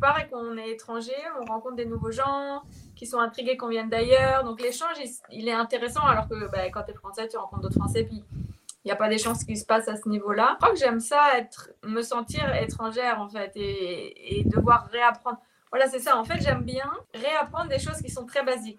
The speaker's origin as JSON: {"language": "French", "country": "France", "tie": "born or raised there", "also_born_or_lived": "India / New Caledonia", "moved": "as an adult", "lives_now": "Montreal, Canada", "said": "la France, je l'ai quittée quand j'avais 18 ans"}